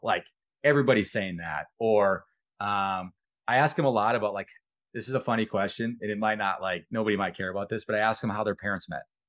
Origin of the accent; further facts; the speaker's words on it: Wisconsin, United States; accent: Wisconsin accent, North Dakota accent; moved away; also born or lived in North Dakota; I'm from Wisconsin, but I got, kinda got the Wisconsin accent, the North Dakota accent